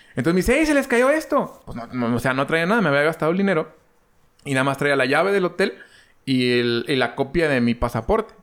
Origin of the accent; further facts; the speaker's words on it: Mexico; como mexicano